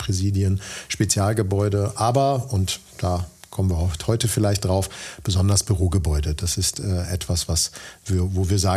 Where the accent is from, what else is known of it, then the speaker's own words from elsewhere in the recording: Dortmund, North Rhine-Westphalia, Germany; Ich bin 49 Jahre alt, Bauingenieur von Hause aus, komme gebürtig aus Dortmund, unweit von hier und äh, Bochum.